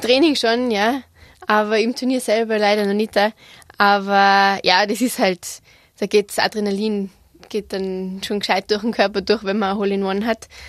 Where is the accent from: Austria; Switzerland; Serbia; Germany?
Austria; Igls, Tyrol; also born or lived in United States; ich bin in Igels aufgewachsen, habe so ziemlich jeden Sport ausprobiert, äh, den wir in Tirol haben